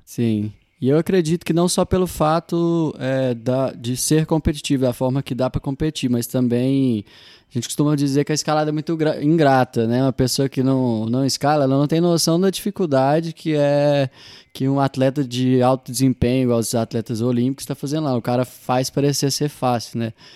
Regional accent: Coromandel, Minas Gerais, Brazil; now in Uberlândia, Brazil; sou de Coromandel, moro aqui em Uberlândia tem alguns anos.

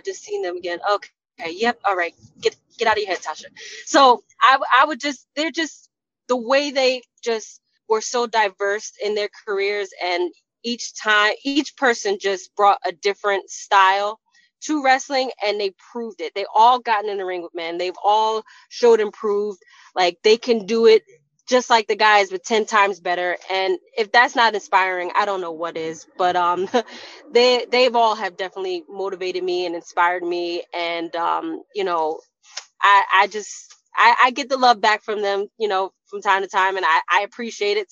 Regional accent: New Jersey, United States; my hometown Jersey girl

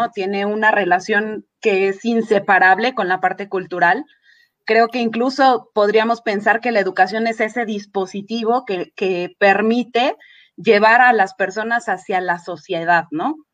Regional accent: Mexico; soy mexicano, porque esto es algo parte de la educación, ¿no? Parte de lo que nos han enseñado y que es amar nuestra, nuestras raíces

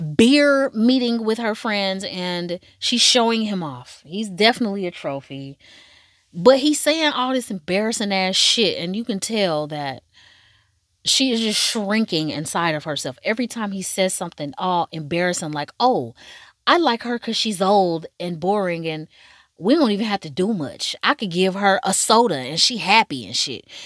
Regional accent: United States; I'm from America

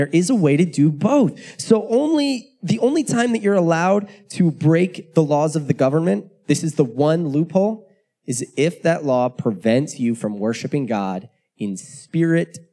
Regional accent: United States; I'm an American. It is deeply rooted in me

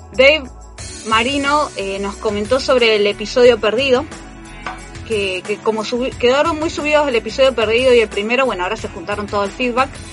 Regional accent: Argentina; Seguimos siendo argentinos

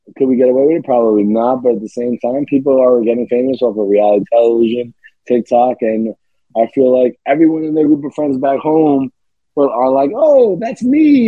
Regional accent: New York City, New York, United States; I'm from Staten Island

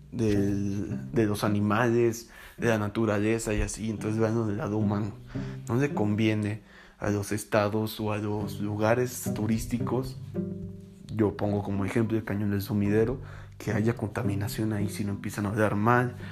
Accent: Tuxtla Gutiérrez, Chiapas, Mexico; moved away; yo soy de Tuxtla Gutiérrez, Chiapas

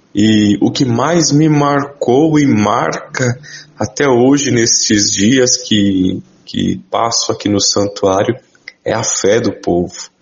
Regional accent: Cruzeiro, São Paulo, Brazil; Eu sou natural aqui do Vale do Paraíba, nasci na cidade de Cruzeiro, uma cidade bem próxima aqui de Guaratinguetá

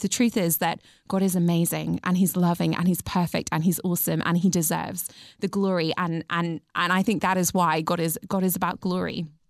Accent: England, United Kingdom; I'm British, and in England, we kind of like to understate everything

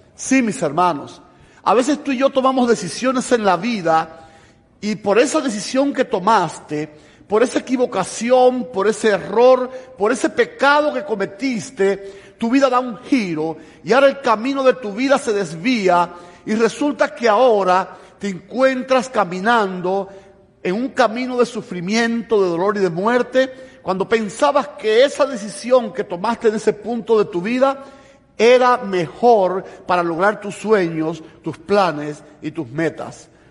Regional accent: Cuba; moved away as an adult; also born or lived in Havana, Cuba / Tennessee, United States; now in United States; Yo vengo de Cuba, estoy recién llegado de Cuba

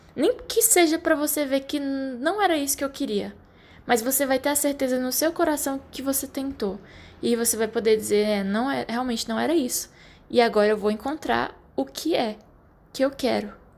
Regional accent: Brasília, Federal District, Brazil; moved away; que vim de Brasília, ainda já tinha quase premeditado ali o meu emprego que seria é, funcionária pública

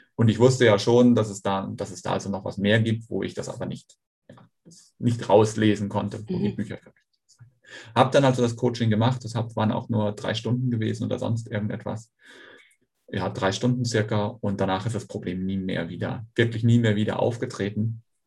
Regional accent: North Sea coast, Germany; also born or lived in Schweinfurt; now in Kiel, Germany; bin dann aber an der Nordseeküste aufgewachsen

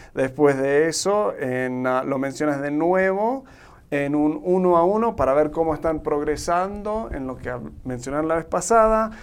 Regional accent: Argentina; born or raised there; now in Mexico

